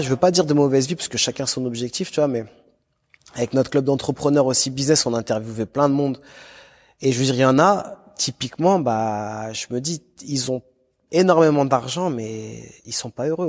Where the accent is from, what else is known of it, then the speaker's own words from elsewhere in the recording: Lyon, Auvergne-Rhône-Alpes, France; moi j'étais de Lyon.